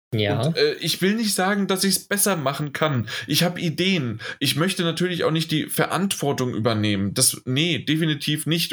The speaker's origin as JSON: {"language": "German", "country": "Germany", "said": "bei uns in Deutschland"}